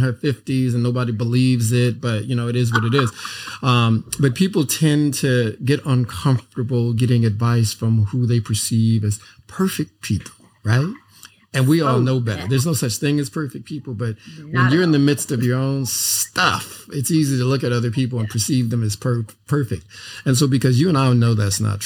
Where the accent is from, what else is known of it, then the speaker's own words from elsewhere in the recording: Los Angeles, California, United States; We both grew up in South Central